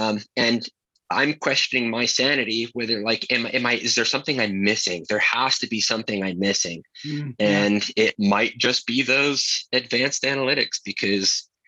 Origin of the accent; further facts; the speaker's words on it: Bayshore, New York, United States; also born or lived in Pennsylvania / New Jersey / Maryland / California; now in Salt Lake City, United States; So I'll just go from the beginning. I was born and raised in Bayshore, Long Island.